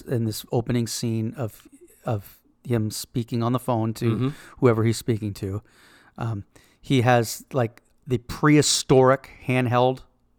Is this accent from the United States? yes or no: no; Canada; moved away as an adult; also born or lived in Toronto; I'm Canadian, and I was living in Canada.